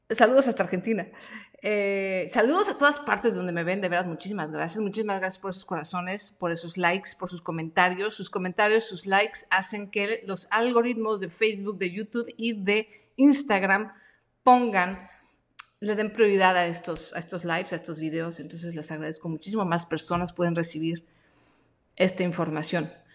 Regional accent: Mexico; yo nací en México y me gusta el taco y me gusta el chile y soy bien mexicana

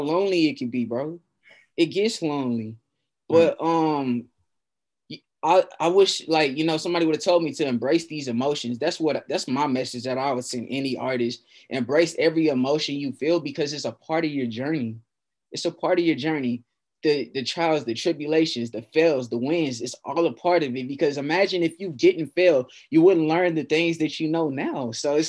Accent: Fort Worth, Texas, United States; we're both from Fort Worth, and we both love our city

